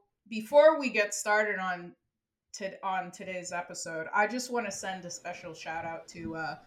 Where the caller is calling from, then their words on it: Montreal, Quebec, Canada; So I'm …, but I'm recording from Montreal.